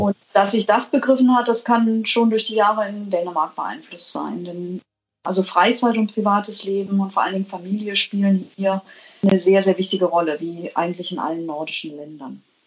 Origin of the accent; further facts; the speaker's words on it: Germany; moved away as an adult; also born or lived in United States; now in Denmark; Mir als Deutsche